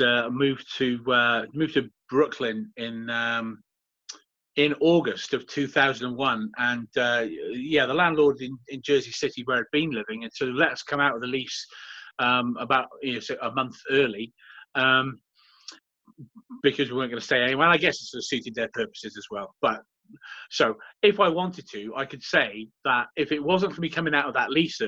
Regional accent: Swansea, Wales, United Kingdom; moved away as an adult; also born or lived in London / New York City; my hometown

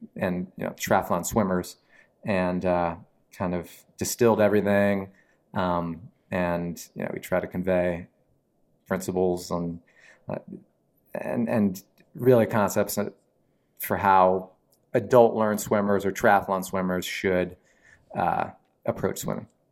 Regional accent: Mount Holly Springs, Pennsylvania, United States; also born or lived in Wilkes-Barre/Scranton, Pennsylvania / Nashville, Tennessee; family moved to South Central P A, um, like Carlisle, sort of near Harrisburg. I grew up in a little town called Mount Holly Springs

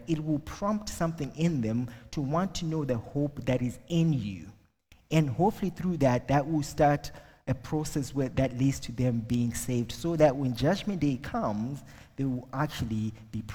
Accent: Zimbabwe; first language Shona; English is a second language; moved away as an adult; now in Ireland; I'm originally from Zimbabwe

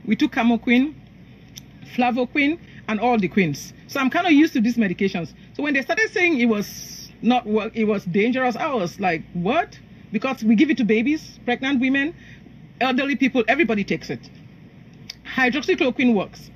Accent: Cameroon; also born or lived in Nigeria; now in Houston, United States; I'm, I'm from Cameroon originally, and I went to medical school in Nigeria

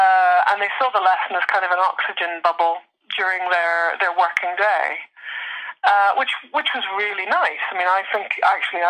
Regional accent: Northern Ireland, United Kingdom; I come from Northern Ireland with this accent

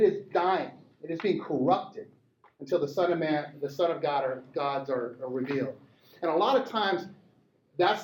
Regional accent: Montana, United States; I grew up in Montana, round guns, rural Montana.

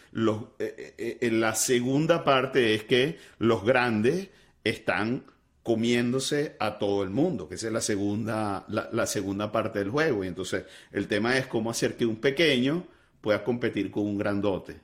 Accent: Venezuela; siendo venezolano y habiendo fundado la empresa en Venezuela

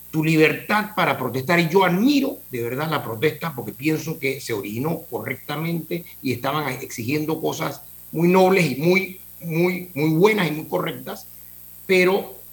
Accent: Panama; sí, todos, somos panameños

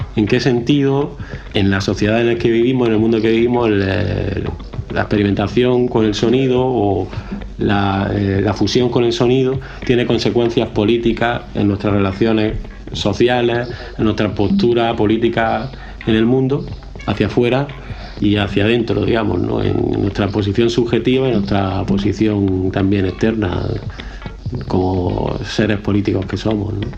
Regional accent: Granada, Andalusia, Spain; nací en Granada, ciudad

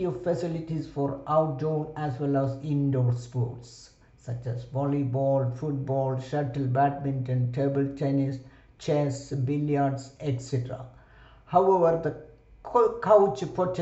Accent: India; moved away as an adult; I was the only Indian student or resident perhaps in the campus

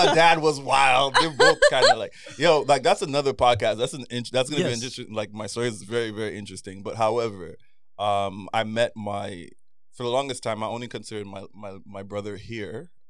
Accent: Trinidad & Tobago; moved away; a Chinese family I grew up with in Trinidad.

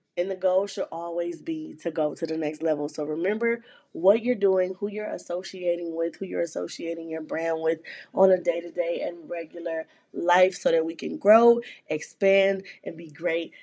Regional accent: Flint, Michigan, United States; born or raised there

